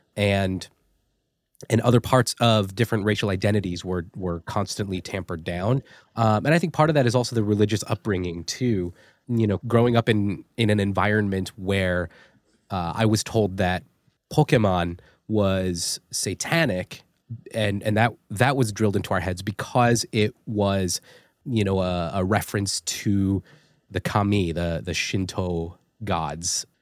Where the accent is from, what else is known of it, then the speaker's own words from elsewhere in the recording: East Rutherford, New Jersey, United States; also born or lived in South Carolina; I was born in a town called East Rutherford, New Jersey